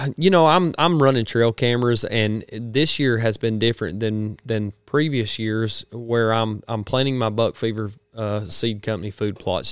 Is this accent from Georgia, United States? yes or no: yes; Georgia, United States; I'm from the Georgia, he didn't know I was from Georgia at the time